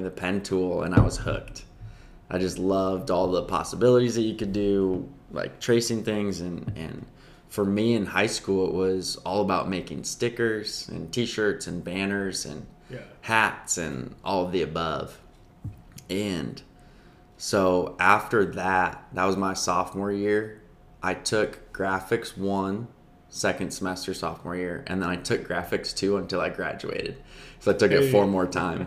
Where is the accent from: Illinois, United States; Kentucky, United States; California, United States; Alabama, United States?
Illinois, United States; Libertyville; moved away; I grew up in Chicago. So 45 minutes north of Chicago, actually like 15 minutes from the Wisconsin border.